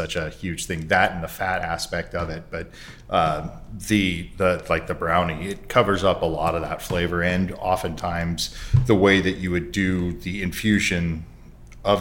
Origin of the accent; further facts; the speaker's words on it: Portland, Oregon, United States; I'm from Portland as well